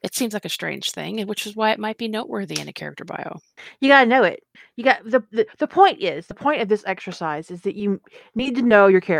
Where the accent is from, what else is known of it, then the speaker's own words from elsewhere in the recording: the South, United States; I was raised in the South and it is so easy to pick the accent up again.